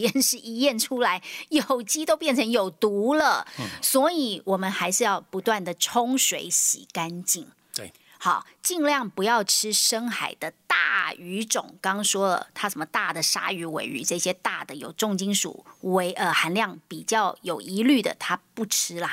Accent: Taiwan; 我们台湾人已经是全世界洗肾人口最多的

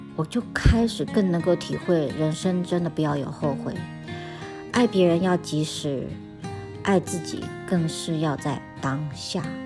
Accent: Taiwan; moved away as an adult; now in United States; 我是在台湾长大，到了三十几岁，因为因缘际会来到了美国

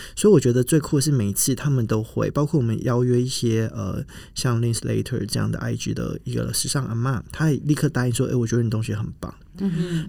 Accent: Kaohsiung, Taiwan; also born or lived in Milan; 我来自高雄，我从福仁大学毕业，在米兰念服装设计的硕士

